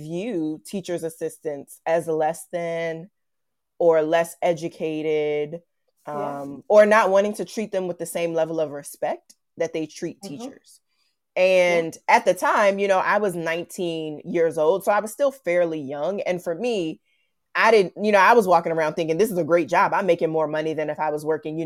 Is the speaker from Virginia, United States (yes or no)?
yes; Virginia, United States; I'm from Virginia, which is on the East Coast of the United States.